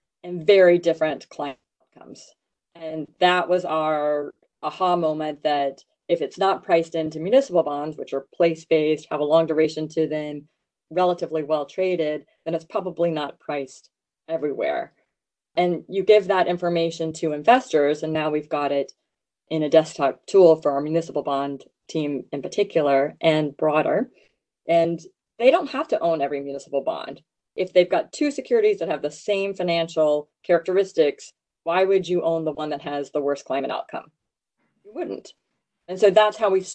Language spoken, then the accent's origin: English; Louisiana, United States; I grew up in Louisiana